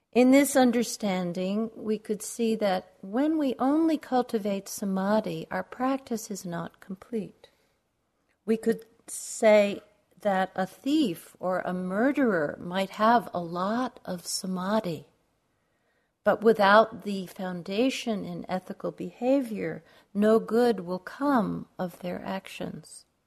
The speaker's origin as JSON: {"language": "English", "region": "New York", "country": "United States", "tie": "born or raised there", "moved": "yes", "lives_now": "Arizona, United States", "said": "I grew up in New York"}